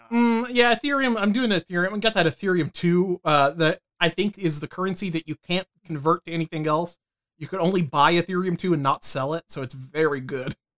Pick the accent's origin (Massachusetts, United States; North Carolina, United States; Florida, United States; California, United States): North Carolina, United States; I was from North Carolina, the home of Pepsi